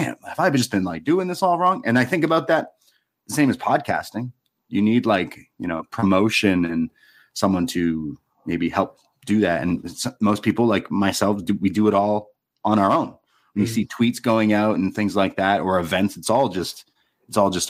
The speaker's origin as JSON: {"language": "English", "town": "Toronto", "region": "Ontario", "country": "Canada", "tie": "born or raised there", "said": "I'm from Toronto"}